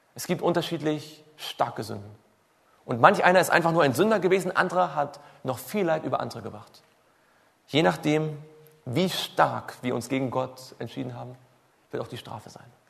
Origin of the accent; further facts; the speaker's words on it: Swabia, Baden-Württemberg, Germany; Ich komme ja aus, aus, aus dem Schwabenländle